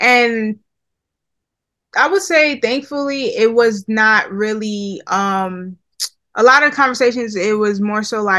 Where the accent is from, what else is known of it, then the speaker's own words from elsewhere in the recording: Nigeria; So I'm Nigerian from the Yoruba tribe, and actually, my parents are pastors, right?